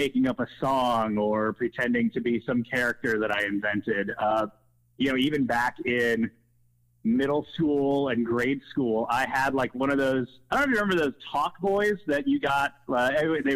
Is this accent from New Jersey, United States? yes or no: no; West Chester, Ohio, United States; also born or lived in Wheaton, Illinois / Milwaukee, Wisconsin; But by and large have spent most of my life in Cincinnati, and mainly, I grew up in like the Westchester area, went to Lakota East High School